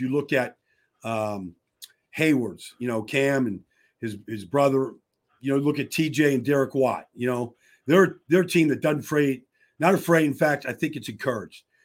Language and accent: English; Pittsburgh, Pennsylvania, United States; I'm from the Berg. I know all the high schools in Pittsburgh